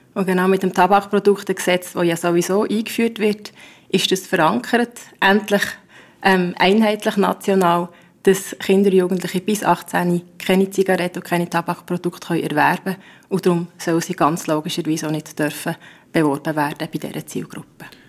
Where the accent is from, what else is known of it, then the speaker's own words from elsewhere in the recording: Bern, Switzerland; bei uns in Bern